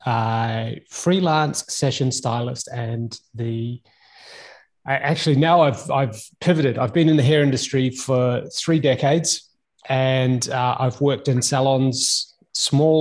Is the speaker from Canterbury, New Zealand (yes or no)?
no; Auckland, New Zealand; now in Sydney, Australia; I am based in Sydney, Australia. I'm originally from Auckland, New Zealand.